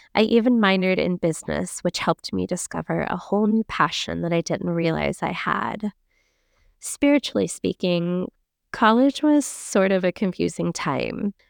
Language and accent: English; Central Florida, United States; I grew up in Central Florida